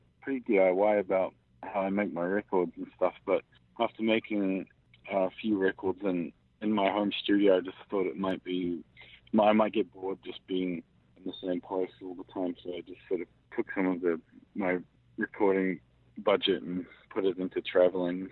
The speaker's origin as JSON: {"language": "English", "country": "New Zealand", "tie": "born or raised there", "moved": "yes", "said": "I grew up mixed race and I grew up in New Zealand and kind of have three different passports and kind of travel for a living, and I've lived in a few different places"}